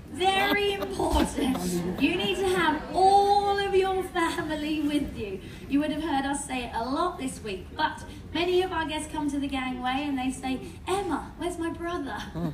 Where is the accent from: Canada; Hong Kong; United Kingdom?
United Kingdom; I'm British, so I don't want anyone waiting in lines any longer than you have to.